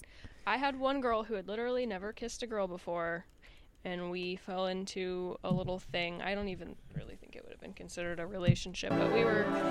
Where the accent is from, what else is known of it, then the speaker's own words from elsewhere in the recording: Ohio, United States; Well, I'm from Ohio